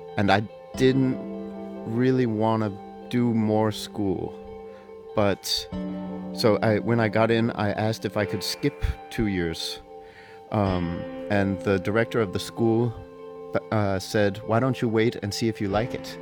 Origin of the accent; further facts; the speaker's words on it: United States; moved away as an adult; now in Denmark; I'm an American saxophone player, and I've been living in Denmark for 22 years